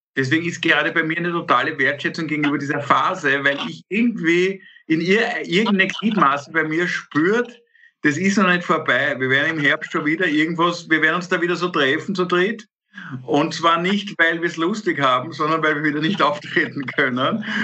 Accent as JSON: {"language": "German", "country": "Austria", "said": "wir als Österreicher"}